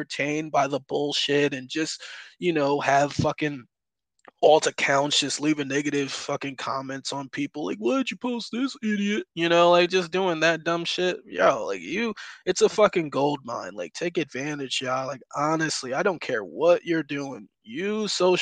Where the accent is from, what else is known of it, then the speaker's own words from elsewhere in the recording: Albany, New York, United States; moved away; born and raised in New York, I lived in upstate New York, so about the Albany, New York area